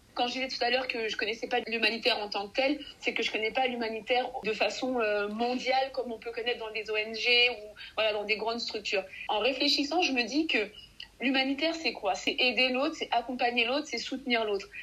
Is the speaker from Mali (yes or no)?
yes; Mali; je suis native du Mali